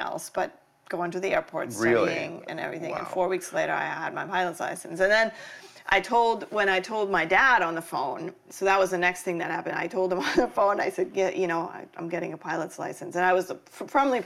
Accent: Germany; moved away; also born or lived in Los Angeles, United States; growing up in Germany

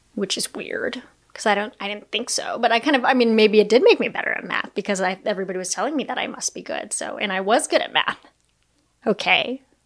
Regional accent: United States; I'm Chinese American, I'm Japanese American

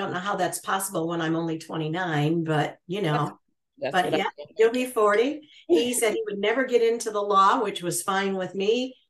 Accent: Muskegon, Michigan, United States; moved away; also born or lived in Chicago, Illinois; We grew up in a small town in Michigan called Muskegon. It's on Lake Michigan, essentially.

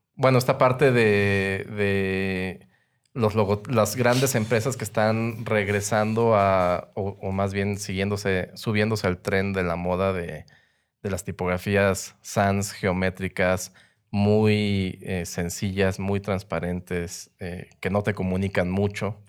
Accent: Mexico; soy diseñador gráfico mexicano

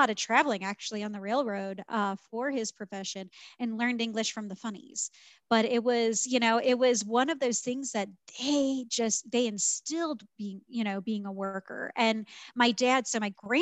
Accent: St. Louis, Missouri, United States; moved away as an adult; I grew up, born and raised in St. Louis, lived there my whole life, went to college there.

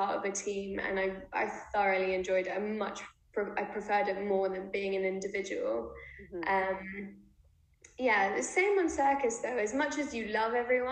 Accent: London, United Kingdom; also born or lived in Israel; London, it's my hometown

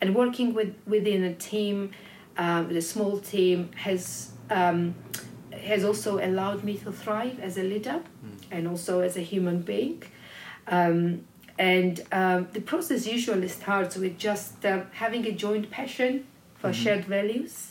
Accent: Georgia; when I was growing up in Georgia

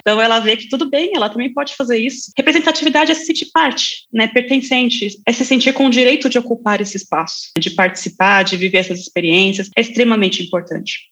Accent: São Paulo, Brazil; Eu cresci em São Paulo, então tinha escolas

